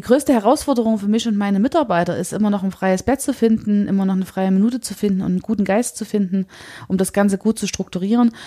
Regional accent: Chemnitz, Saxony, Germany; für uns als Chemnitzer

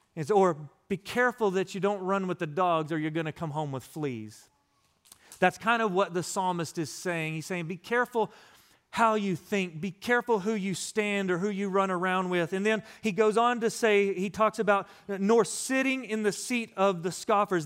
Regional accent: West Texas, United States; also born or lived in Florida; now in East Texas, United States; growing up in West Texas in the desert, we didn't get this kind of rain

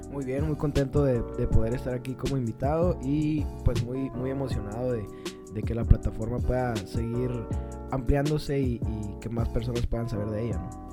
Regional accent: Nogales, Sonora, Mexico; Soy de Nogales, Sonora.

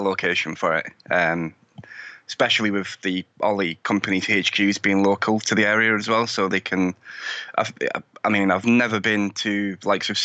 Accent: United Kingdom; But as you can probably tell by my accent, I'm from the UK. I live in the UK.

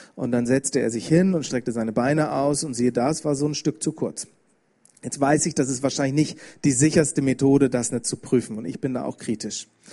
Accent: Bremen, Germany; ich bin aus Bremen, habe ich schon gesagt, ich bin in einer christlichen Familie aufgewachsen

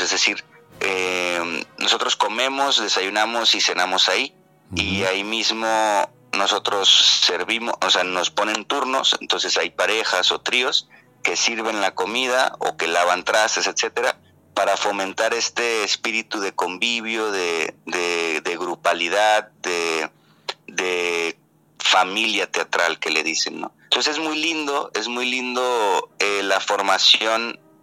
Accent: Mazatlán, Sinaloa, Mexico; yo soy de Mazatlán, Mazatlán es al sur de Sinaloa, es costa

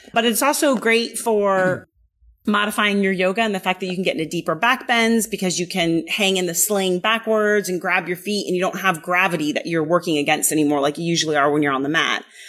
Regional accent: the Bay Area, California, United States; also born or lived in Berlin, Germany; My father got stationed here in the mid 80s. So I was still little

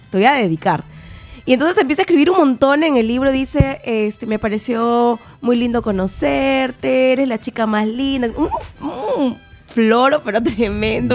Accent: Peru; accent: Peruvian; moved away as an adult; now in Spain; yo soy peruana

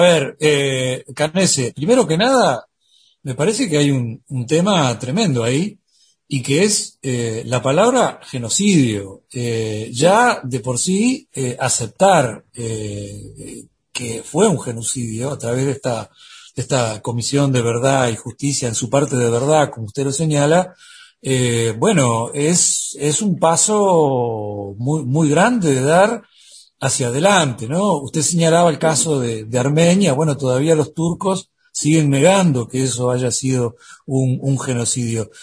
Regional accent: Uruguay; de acá de Uruguay

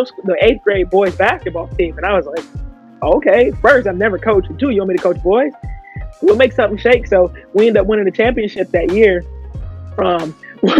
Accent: Detroit, Michigan, United States; came up in Detroit playing basketball

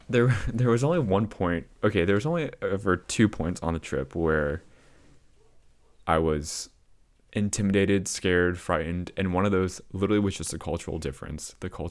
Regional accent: United States; as an American

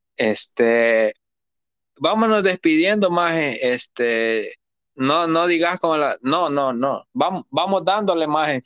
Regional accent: El Salvador; now in Australia; yo soy salvadoreño

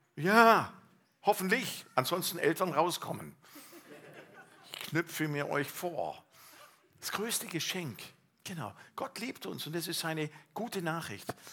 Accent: Allgäu, Bavaria, Germany; aus meiner Heimat Allgäu

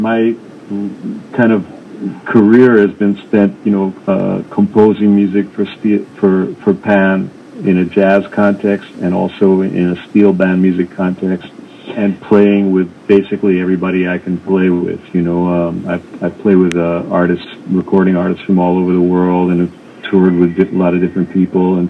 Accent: New York City, New York, United States; I grew up in New York City

